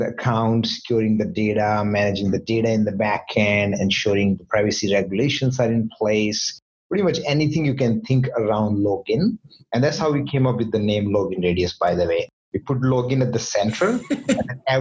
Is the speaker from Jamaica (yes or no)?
no; Jaipur, Rajasthan, India; now in Vancouver, Canada; my hometown, Jaipur